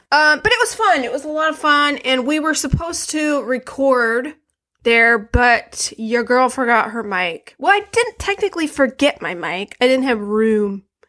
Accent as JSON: {"language": "English", "town": "Flint", "region": "Michigan", "country": "United States", "said": "I'm from Flint"}